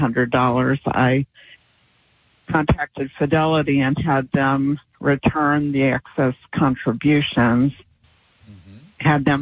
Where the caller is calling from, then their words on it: Virginia, United States; from Virginia, and I'm completely confused.